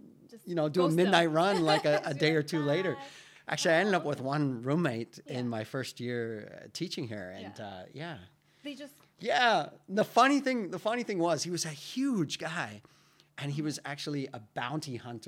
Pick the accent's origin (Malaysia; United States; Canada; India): Canada; I'm Canadian.